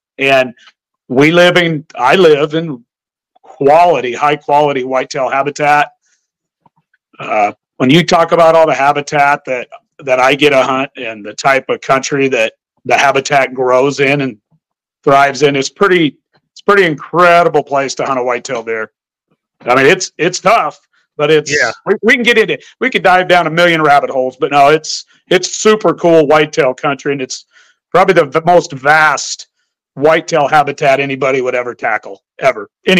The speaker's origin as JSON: {"language": "English", "region": "Montana", "country": "United States", "tie": "born or raised there", "also_born_or_lived": "Idaho / Washington", "said": "And I call my home state to me is Western Montana, Northern Idaho, Eastern Washington. To me, that's my state."}